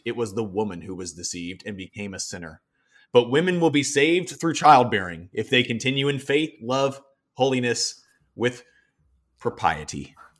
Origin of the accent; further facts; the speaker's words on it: the South, United States; moved away as an adult; also born or lived in Denver; where I grew up in the South